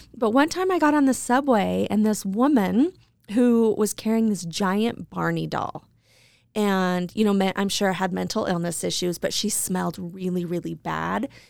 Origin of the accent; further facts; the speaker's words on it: Idaho Falls, Idaho, United States; moved away; also born or lived in New York City; when I moved to New York, I was from Idaho Falls